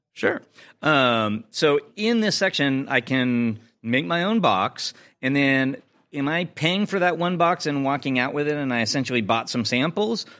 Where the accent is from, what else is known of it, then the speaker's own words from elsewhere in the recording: Chicago, Illinois, United States; my hometown of Chicago.